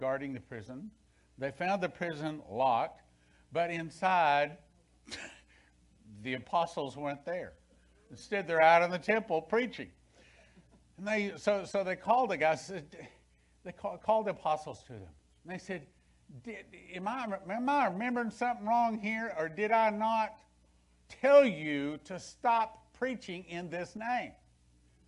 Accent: West Texas, United States; when I was a kid, growing up in West Texas

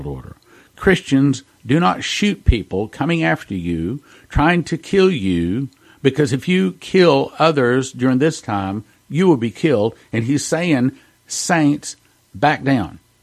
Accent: Texas, United States; I'm a Texan

